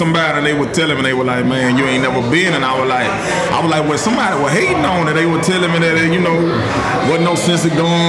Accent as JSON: {"language": "English", "town": "Hammond", "region": "Louisiana", "country": "United States", "said": "I'm from Hamtown, man. Everybody know, you know, Hamtown, 985, it's tatted on my arms"}